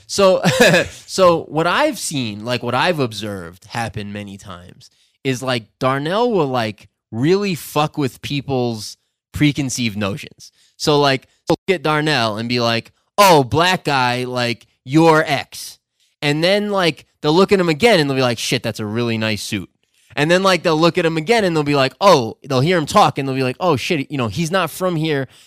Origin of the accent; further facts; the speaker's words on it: Vermont, United States; also born or lived in New York / Ecuador; now in Loja, Ecuador; I grew up in Vermont and lived in New York most of my life